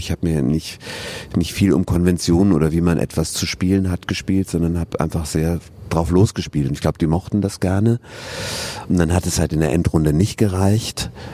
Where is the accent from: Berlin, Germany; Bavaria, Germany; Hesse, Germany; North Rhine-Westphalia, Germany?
Bavaria, Germany; Regensburg; born or raised there; moved away as an adult; also born or lived in Cologne / Bern / Augsburg; now in Bochum, Germany